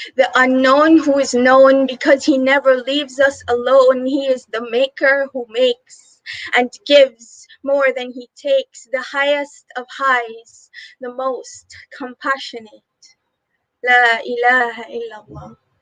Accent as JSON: {"language": "English", "country": "Guyana", "said": "I'm from Guyana, South America"}